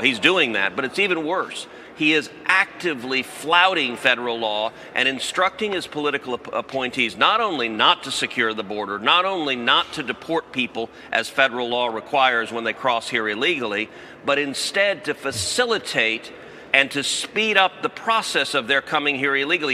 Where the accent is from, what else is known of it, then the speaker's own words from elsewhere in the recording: Texas, United States; I'm from Texas